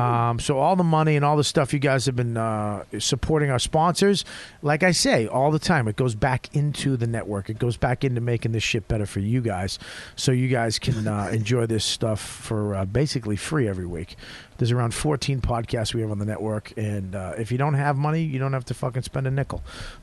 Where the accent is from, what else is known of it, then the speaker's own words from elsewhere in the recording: Boston, Massachusetts, United States; I'm from Boston. I don't even know what we sound like anymore.